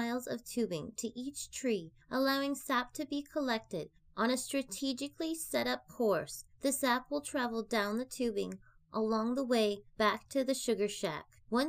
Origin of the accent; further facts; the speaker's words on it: Canada; Thanks for joining me today. This is a Canadian podcast